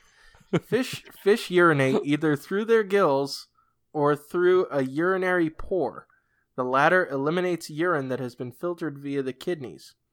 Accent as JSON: {"language": "English", "region": "Massachusetts", "country": "United States", "tie": "born or raised there", "said": "growing up in New England, uh, in, in Massachusetts"}